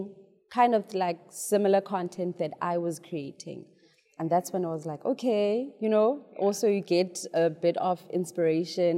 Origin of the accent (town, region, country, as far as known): South Africa